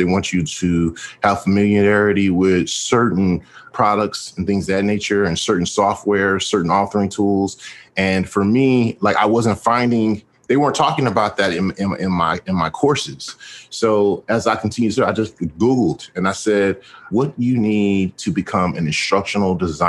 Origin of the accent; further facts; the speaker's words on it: Houston, Texas, United States; I am from Houston, Texas